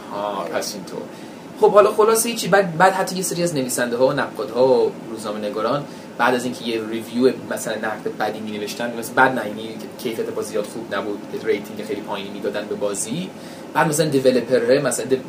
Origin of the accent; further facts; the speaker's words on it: United States; first language English; Persian is a second language; منم متولد بزرگ شده اونجا بودم فارسیم که افتضاح بود انگلیسیم زبان مادریمه